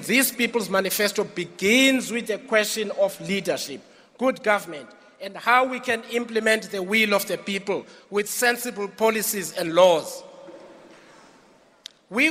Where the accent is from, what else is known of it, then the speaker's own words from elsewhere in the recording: Mqanduli, Eastern Cape, South Africa; I come from the Eastern Cape, from the former Transkei